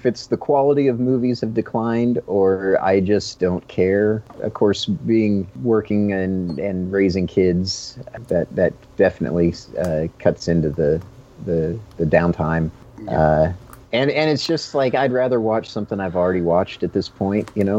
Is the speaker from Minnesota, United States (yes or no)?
no; Kansas, United States; But I've lived in Kansas my whole life, yeah.